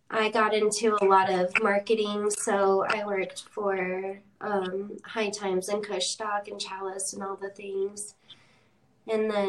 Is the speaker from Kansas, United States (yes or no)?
no; Idaho, United States; also born or lived in Sacramento; Um, for let's see, so I'm 30, so I spent like 10 years in Sacramento. Um, but I'm originally originally from Idaho.